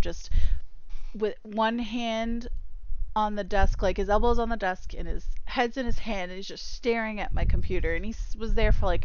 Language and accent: English; Massachusetts, United States; I'm from Massachusetts